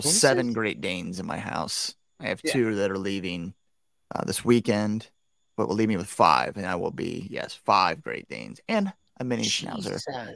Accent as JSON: {"language": "English", "area": "Campbell County", "region": "Kentucky", "country": "United States", "tie": "born or raised there", "also_born_or_lived": "Cincinnati, Ohio", "said": "born and raised in Kentucky, man. Campbell County, Kentucky, most of my life. Now I live in Boone County, Kentucky. I've lived in Cincinnati a couple times here and there over the years"}